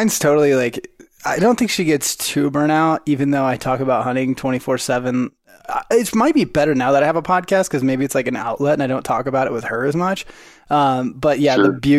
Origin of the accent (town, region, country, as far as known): Oregon, United States; born or raised there